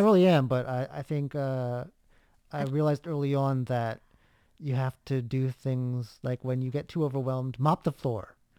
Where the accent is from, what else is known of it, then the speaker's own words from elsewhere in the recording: United States; now in Taiwan; in my home state